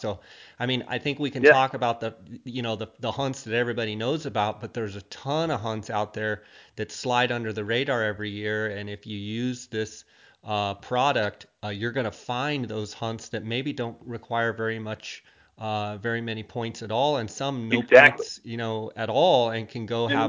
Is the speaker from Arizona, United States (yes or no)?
yes; Arizona, United States; my home state here in Arizona.